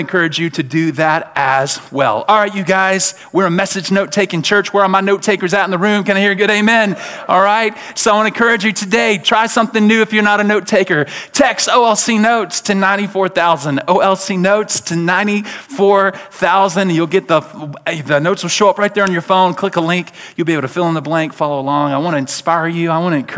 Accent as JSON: {"language": "English", "town": "Birmingham", "region": "Alabama", "country": "United States", "tie": "born or raised there", "said": "born and raised in Birmingham, Alabama"}